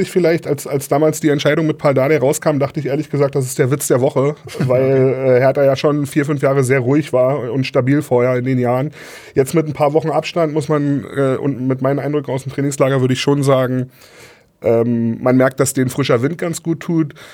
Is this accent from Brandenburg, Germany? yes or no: yes; Neuruppin, Brandenburg, Germany; Die waren in Neuruppin, in meiner Heimatstadt sogar, wo ich ah. groß geworden bin.